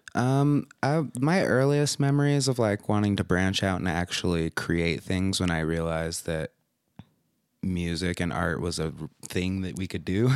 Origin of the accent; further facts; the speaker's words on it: Las Vegas, Nevada, United States; now in Utah, United States; I spent a few years here in Utah when I was younger, but then I grew up mostly in Vegas